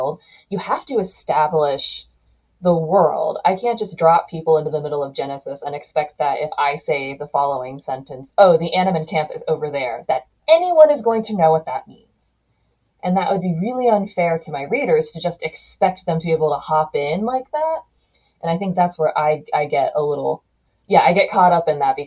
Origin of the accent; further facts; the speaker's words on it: United States; I grew up here in the United States